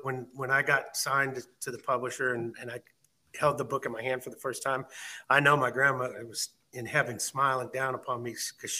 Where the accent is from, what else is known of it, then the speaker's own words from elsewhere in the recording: Renton, Washington, United States; also born or lived in Fort Smith, Arkansas; I lived in a city, Renton, Washington, and that's where I graduated high school from, and I stayed around until I was about age 23.